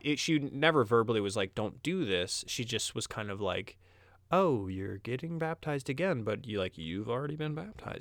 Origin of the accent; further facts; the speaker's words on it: Midwest, United States; I was from the Midwest